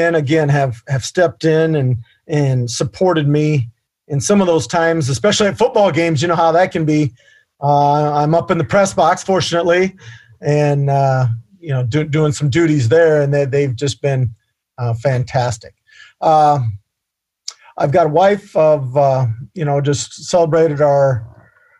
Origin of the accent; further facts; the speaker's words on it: Vinton, Iowa, United States; I was born and raised in Vinton, so I'm a hometown guy